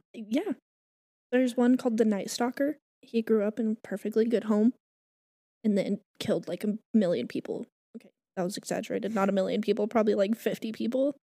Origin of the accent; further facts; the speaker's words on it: New Mexico, United States; moved away; I'm from New Mexico, like, you know, two hours that way